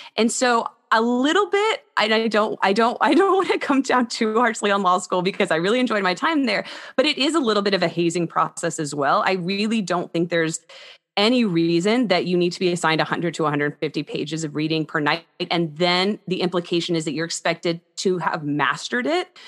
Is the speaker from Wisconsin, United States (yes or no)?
no; Texas, United States; also born or lived in Houston / Austin / Dallas; I'm originally from Texas. All of my family is from Texas